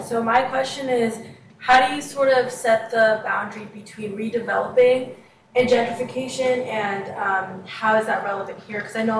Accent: San Francisco, California, United States; moved away as an adult; now in New Orleans, United States; I'm a freshman, and I'm from San Francisco

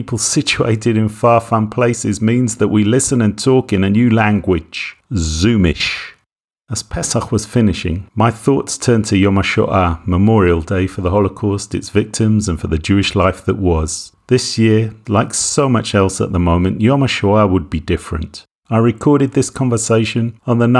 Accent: England, United Kingdom; moved away as an adult; now in Israel; I grew up in England and for the last 35 years I have lived in Israel

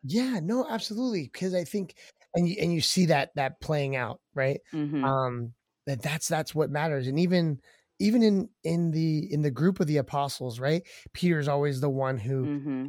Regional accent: Maryland, United States; We're from Maryland. Uh, I was born and raised in this area in the DMV, um, in the East Coast

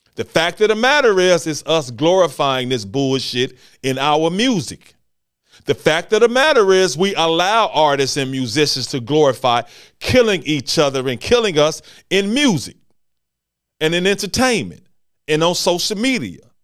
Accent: Memphis, Tennessee, United States; Here in Memphis, Tennessee, my hometown

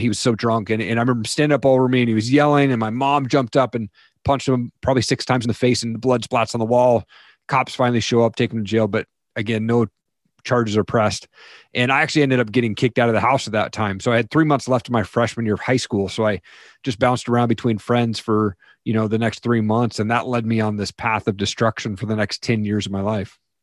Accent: Eastern Washington, United States; I grew up in Eastern Washington, a typical household

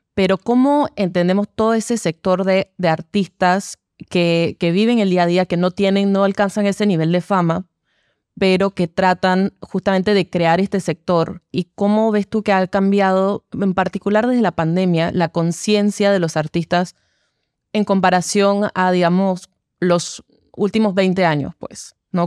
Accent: Panama; como artistas panameños

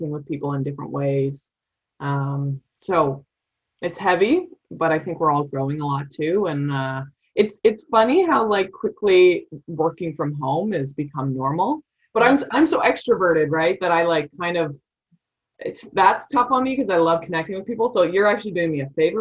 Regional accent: Calgary, Alberta, Canada; I'm from Calgary and we hosted the 88 Olympics and I was born in 89.

